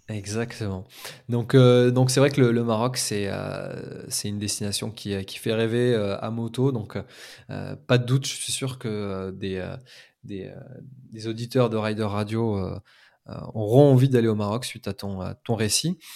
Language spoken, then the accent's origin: French; France; en tant que Français